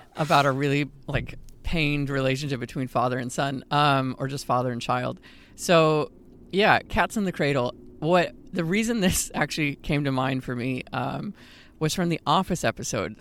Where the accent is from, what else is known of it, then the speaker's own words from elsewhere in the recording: Houston, Texas, United States; moved away as an adult; I also actually was born Houston, so, uh, and lived in Texas most of my life